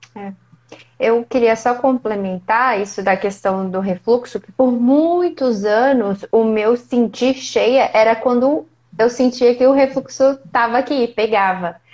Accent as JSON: {"language": "Portuguese", "town": "Ubá", "region": "Minas Gerais", "country": "Brazil", "moved": "yes", "lives_now": "Ribeirão Preto, Brazil", "said": "Eu sou de Ubá, vizinha quase"}